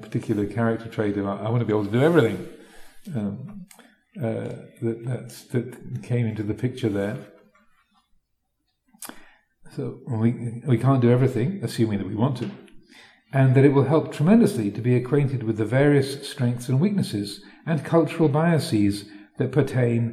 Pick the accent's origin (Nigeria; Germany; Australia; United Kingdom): United Kingdom; England; moved away as an adult; also born or lived in Wat Nanachat, Thailand; having grown up in this country and gone to English schools and such like, then I had assumed that my reality, my kind of Englishness, was ordinary